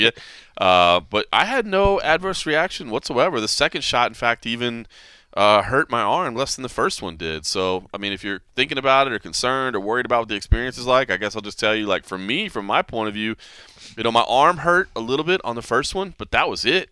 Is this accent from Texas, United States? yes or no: yes; Texas, United States; moved away; Texas, my home state